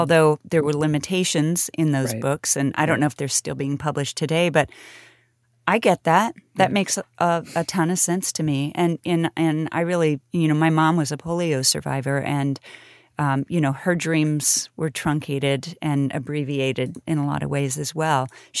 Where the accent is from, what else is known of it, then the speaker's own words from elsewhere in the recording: Kansas City, Kansas, United States; That's my hometown. I was born there. And Lawrence is cool. You know, all of my friends from Wellsville High School went to KU.